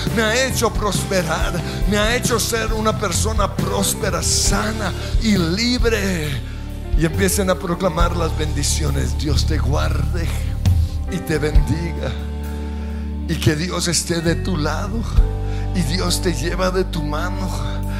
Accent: Colombia; Soy bendecido como colombiano.

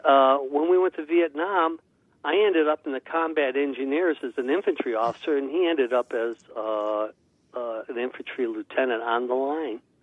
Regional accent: Cleveland, Ohio, United States; moved away as an adult; I was born in Cleveland, Ohio, back in 1947. Uh, went to Kent State University

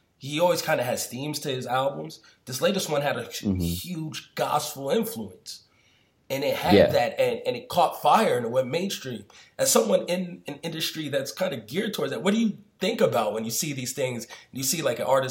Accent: New York, United States; I'm from New York. Like, you know, I grew up during the 90s

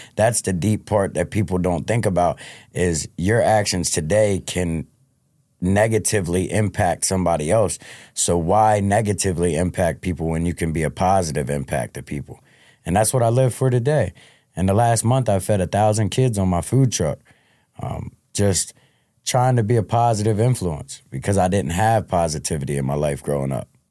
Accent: Delaware, United States; born and raised in Delaware

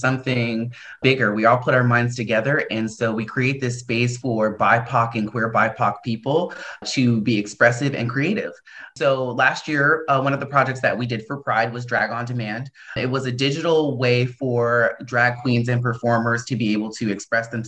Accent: New Jersey, United States; also born or lived in Idaho; now in Portland, United States; I was born in New Jersey

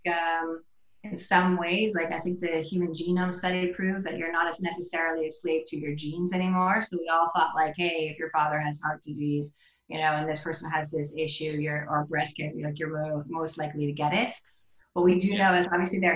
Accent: United States; moved away as an adult; also born or lived in New York; now in Amsterdam, Netherlands; being an American in Amsterdam

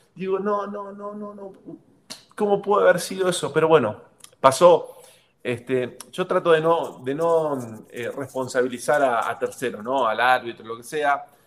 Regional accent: Argentina; moved away as an adult; also born or lived in Mexico; me quiero ir a Argentina y quiero disfrutar mis últimos dos años o tres años en Argentina, en mi país

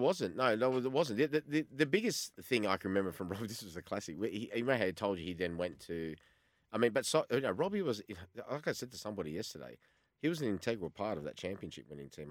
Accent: Australia

